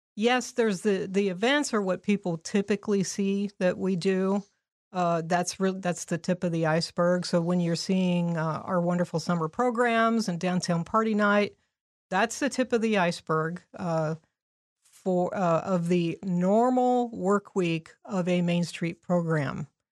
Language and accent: English; Indianapolis, Indiana, United States; now in Crawfordsville, United States; I'm originally from Indianapolis, grew up on the west side